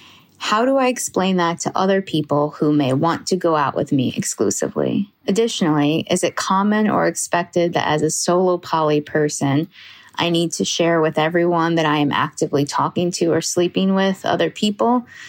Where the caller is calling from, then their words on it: Seattle, Washington, United States; I'm … from Seattle and also a Patreon subscriber.